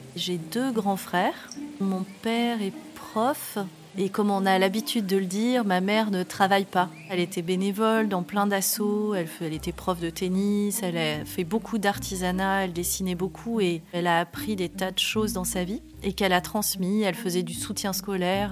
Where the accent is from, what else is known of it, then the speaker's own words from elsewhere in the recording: Var, Provence-Alpes-Côte d'Azur, France; je suis née dans le Var en 1979